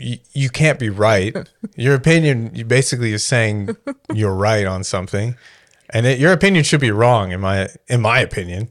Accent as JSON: {"language": "English", "country": "Canada", "tie": "born or raised there", "said": "I grew up, when you're growing up in Canada"}